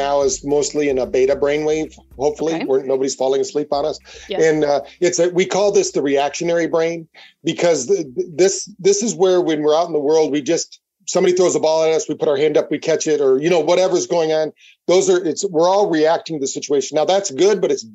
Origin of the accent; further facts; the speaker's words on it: Battle Creek, Michigan, United States; we grew up in Battle Creek, Michigan